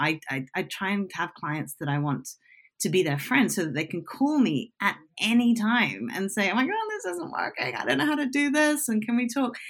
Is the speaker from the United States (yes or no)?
no; United Kingdom; I'm British